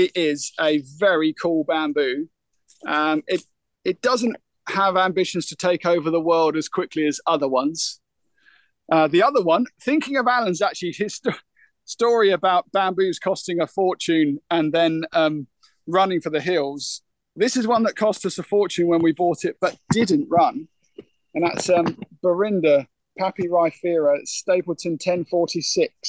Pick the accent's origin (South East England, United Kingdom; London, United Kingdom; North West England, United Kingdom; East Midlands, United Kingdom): South East England, United Kingdom; Isle of Thanet; growing up on the Isle of Thanet, we've got a maritime situation.